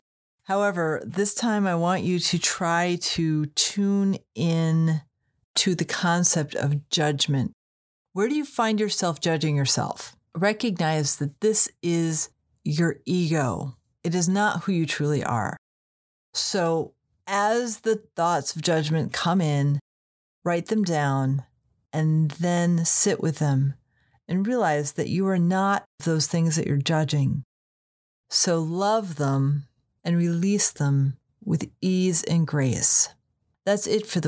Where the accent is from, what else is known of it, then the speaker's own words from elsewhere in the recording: Connecticut, United States; I'm from Connecticut